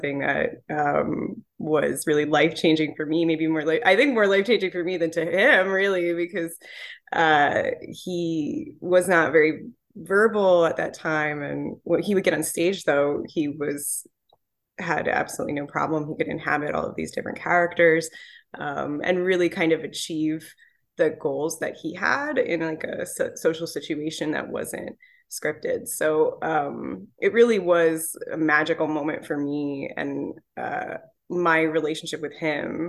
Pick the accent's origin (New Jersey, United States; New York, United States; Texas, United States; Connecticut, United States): New York, United States; I'm from New York